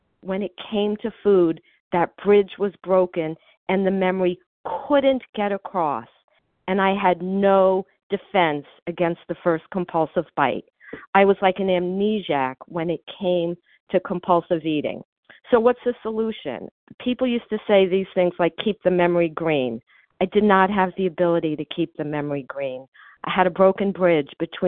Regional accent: Miami, Florida, United States; now in New Jersey, United States; I grew up in Miami

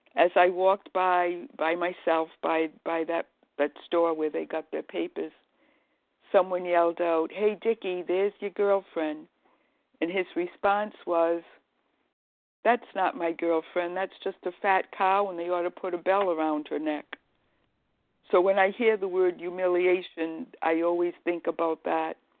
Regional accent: Rhode Island, United States; moved away as an adult; also born or lived in Boston, Massachusetts; now in Massachusetts, United States; I'm from Rhode Island

